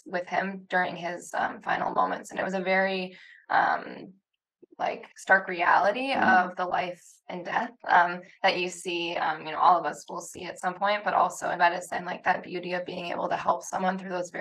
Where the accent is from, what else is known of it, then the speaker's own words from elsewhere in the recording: Rapid City, South Dakota, United States; moved away as an adult; also born or lived in Sioux Falls, South Dakota; now in Wausau, United States; I'm from South Dakota originally, to kind of give you background. Rapid City